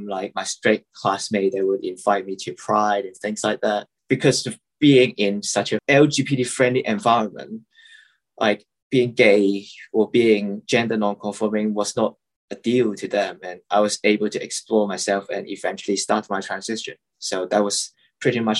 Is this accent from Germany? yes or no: no; Hong Kong; I'm from Hong Kong